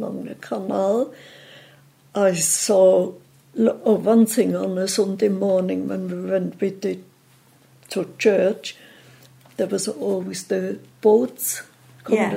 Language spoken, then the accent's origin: English; Switzerland; moved away as an adult; now in Liverpool, United Kingdom; I come from Switzerland